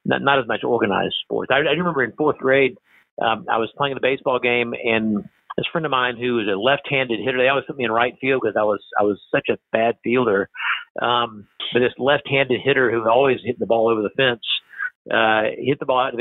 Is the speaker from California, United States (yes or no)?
no; Savannah, Georgia, United States; I'll be able to come back to my hometown and take care of people